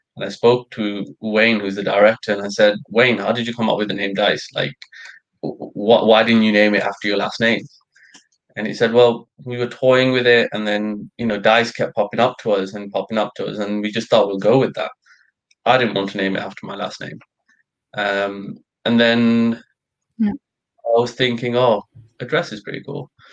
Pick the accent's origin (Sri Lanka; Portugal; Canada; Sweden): Sri Lanka; moved away; I'm Sri Lankan. I was born in Sri Lanka